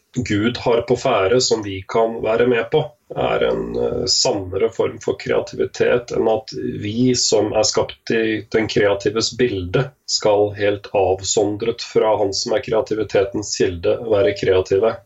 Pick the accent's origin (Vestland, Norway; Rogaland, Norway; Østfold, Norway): Østfold, Norway; Askim; Født og oppvokst i Askim